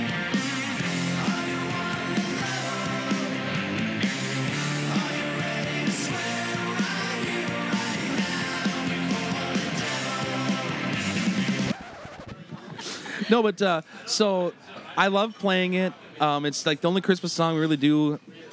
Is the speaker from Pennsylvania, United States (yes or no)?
no; Turtle Lake, Wisconsin, United States; I'm from Turtle Lake, Wisconsin